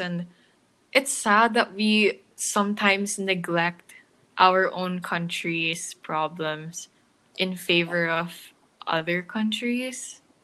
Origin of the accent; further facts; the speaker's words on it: Philippines; I live in the Philippines. I've lived here like all my life.